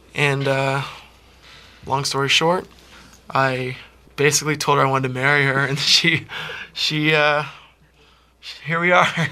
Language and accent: English; Peterborough, Ontario, Canada; also born or lived in New York; Peterborough has always been the greatest, and will always oh. be home.